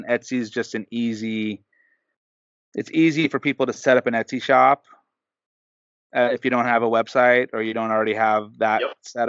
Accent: Southern California, United States; I'm from Southern California, but I've been brainwashed as a child.

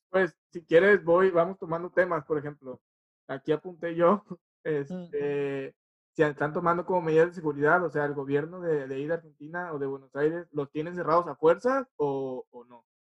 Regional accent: Mexico; vengo de México

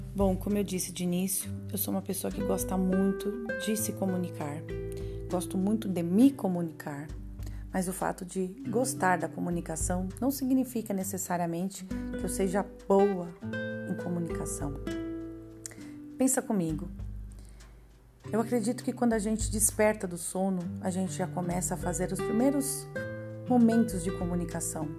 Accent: São Paulo, Brazil; Eu sou paulistana, moro na capital de São Paulo

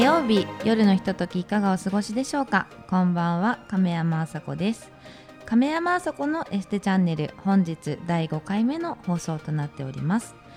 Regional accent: Shimizu, Shizuoka, Japan; 私は静岡県の清水市出身ですとても自然に恵まれ

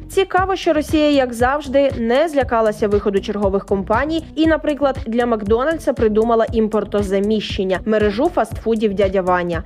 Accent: Ukraine; Ми з України.

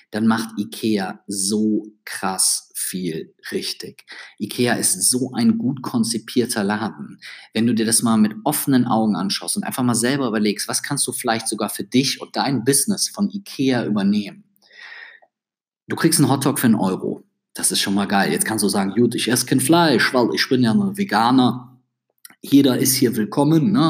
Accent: Düsseldorf, North Rhine-Westphalia, Germany; Wenn du zwischendurch merkst, dass ich als Düsseldorfer in einen leicht Kölner Akzent verfalle, dann muss ich dir ehrlich sagen, das kann ich nicht abstellen.

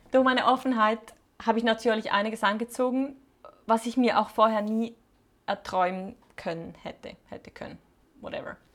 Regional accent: Switzerland; moved away; Die Schweiz, mein Heimatland, da wo alle meine Muster und Prägungen verankert sind.

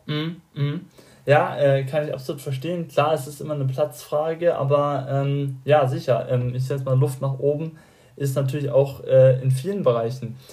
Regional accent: Bavaria, Germany; mich als gebürtigen Bayer

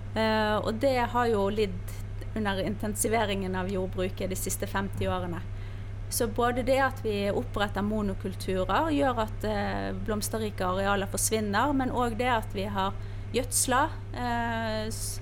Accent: Bergen, Vestland, Norway; now in Spydeberg, Norway; Jeg er bergenser, som du hører, som nå eh, holder hus i Spydeberg

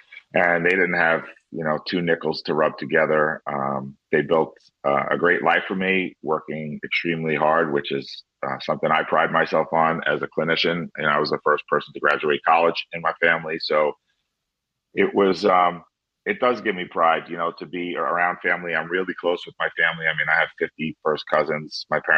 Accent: Long Island, New York, United States; So I've been here all my life. I live in a house 5 blocks from the house I grew up in.

